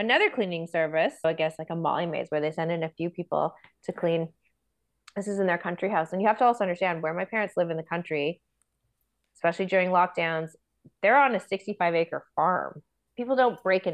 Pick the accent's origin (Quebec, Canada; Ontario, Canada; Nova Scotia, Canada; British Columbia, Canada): Ontario, Canada; Toronto; also born or lived in Aurora, Ontario; I grew up in Toronto